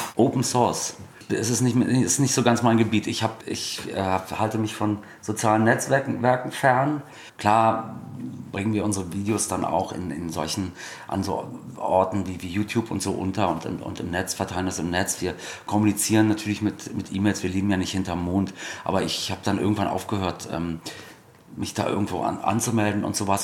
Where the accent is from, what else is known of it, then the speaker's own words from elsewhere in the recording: Germany; Als Deutscher